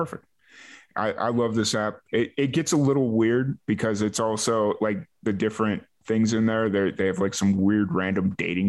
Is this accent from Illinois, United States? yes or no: yes; Chicago, Illinois, United States; moved away; I'm from Chicago